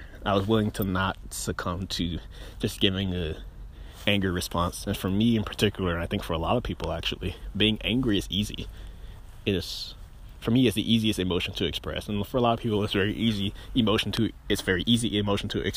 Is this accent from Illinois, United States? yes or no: no; Greenville, Mississippi, United States; also born or lived in Starkville, Mississippi / Rankin County, Mississippi; the circumstances in which I was raised in Greenville